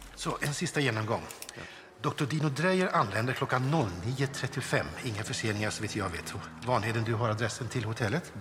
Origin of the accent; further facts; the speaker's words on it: Lund, Skåne, Sweden; som Lundabo